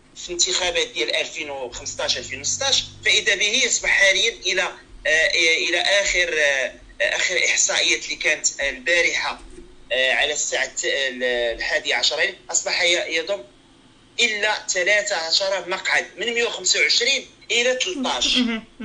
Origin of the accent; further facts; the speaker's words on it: Morocco; هنا كاين عندنا في المغرب